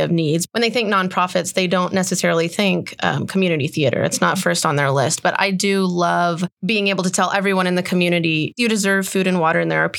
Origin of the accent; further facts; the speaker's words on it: Midland, Texas, United States; I grew up in Midland, and I grew up going and seeing shows